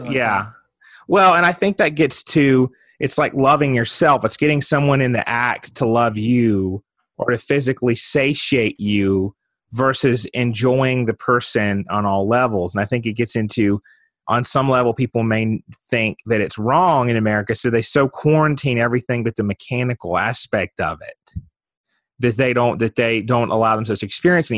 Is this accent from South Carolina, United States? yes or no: yes; South Carolina, United States; moved away; I'm originally from South Carolina and lived there for almost my entire teen years